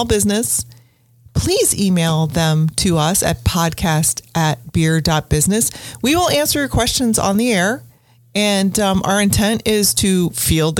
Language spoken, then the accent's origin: English; Midwest, United States; accent: Midwest; my Midwest accent